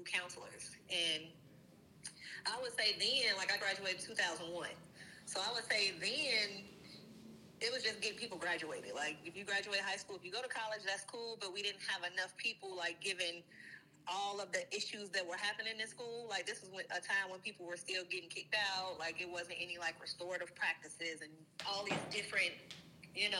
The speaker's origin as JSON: {"language": "English", "town": "Gary", "region": "Indiana", "country": "United States", "tie": "born or raised there", "also_born_or_lived": "Bloomington, Indiana", "said": "I grew up in Gary, Indiana"}